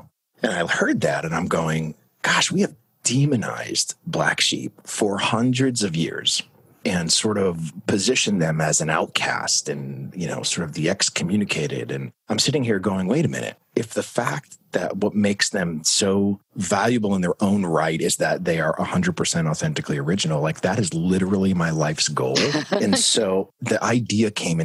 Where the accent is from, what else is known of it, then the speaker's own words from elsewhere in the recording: Manchester, New Hampshire, United States; moved away as an adult; also born or lived in Florida; I was born and raised up in Manchester, New Hampshire